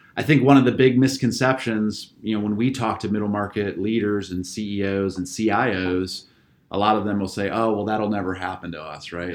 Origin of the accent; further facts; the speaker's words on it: just outside of Akron, Northeast Ohio, United States; also born or lived in Pennsylvania; I'm, uh, native Ohioan. I grew up in Northeast Ohio, just outside of Akron